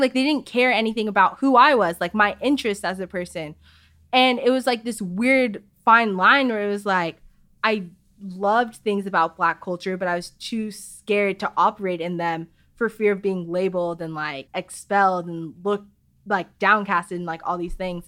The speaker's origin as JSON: {"language": "English", "town": "Chandler", "region": "Arizona", "country": "United States", "tie": "born or raised there", "said": "I grew up in Arizona"}